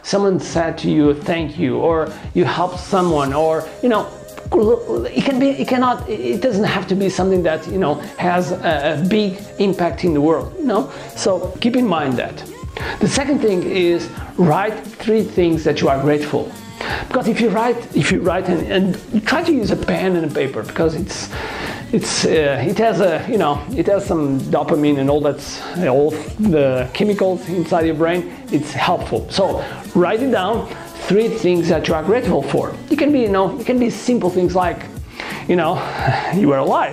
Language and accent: English; Portugal; English is a second language; I'm from Portugal, and I consider myself as a world citizen